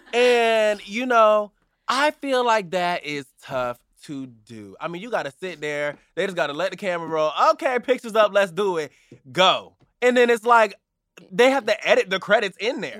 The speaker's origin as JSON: {"language": "English", "country": "United States", "said": "we, as Americans"}